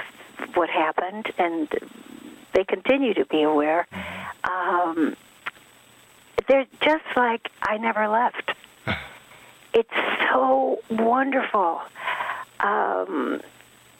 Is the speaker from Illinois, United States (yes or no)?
yes; Fox Lake, Illinois, United States; English is a second language; also born or lived in Stockholm, Sweden / Valsjöbyn, Sweden; we went to a little town, well, it was little then, called Fox Lake, Illinois